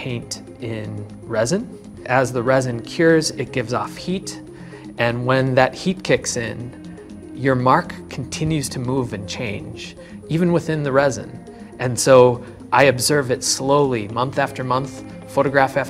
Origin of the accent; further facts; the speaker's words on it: Green Bay, Wisconsin, United States; also born or lived in Forest County, Wisconsin; now in Milwaukee, United States; I grew up in Green Bay